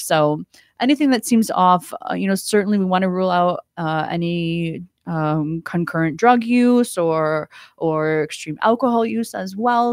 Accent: Ohio, United States; moved away as an adult; also born or lived in Fort Lauderdale, Florida; now in Stuart, United States; I'm from Ohio.

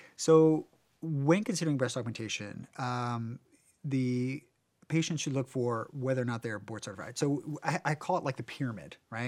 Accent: Warrenton, United States; moved away; in my small town where I grew up in Warrenton

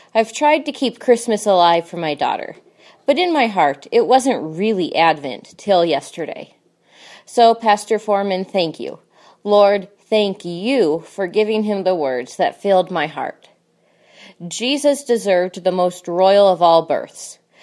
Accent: Wyoming, United States; I grew up in Wyoming

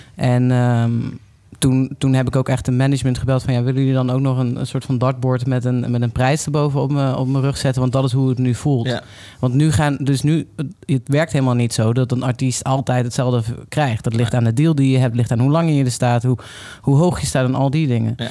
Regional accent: Limburg, Netherlands; ik kom uit Limburg.

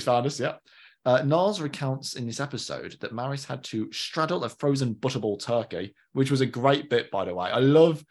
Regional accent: Birmingham, West Midlands, United Kingdom; accent: Brummie; I become more Brummy when I'm with them

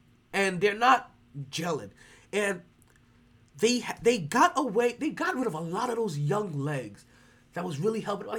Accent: Cleveland, Ohio, United States; My hometown of Cleveland, I will never go play for you again.

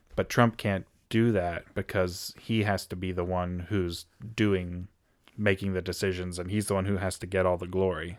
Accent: United States; as an American

